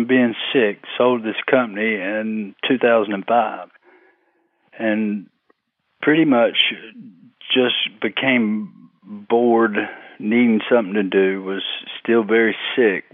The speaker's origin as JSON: {"language": "English", "town": "Fayetteville", "region": "North Carolina", "country": "United States", "tie": "born or raised there"}